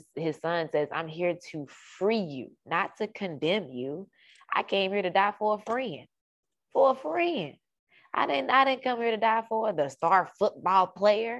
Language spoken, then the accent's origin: English; Dallas, Texas, United States; moved away as an adult; also born or lived in Carrollton, Texas; I moved to Carrollton, which is about 45 minutes, 45, 50 minutes away from my hometown, which is in Dallas